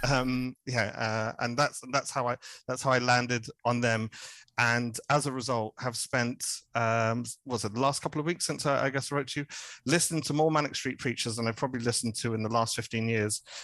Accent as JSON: {"language": "English", "area": "Hertfordshire", "region": "East of England", "country": "United Kingdom", "also_born_or_lived": "Cardiff", "moved": "as an adult", "lives_now": "Berlin, Germany", "said": "I'm from the home counties. I'm from Hertfordshire originally"}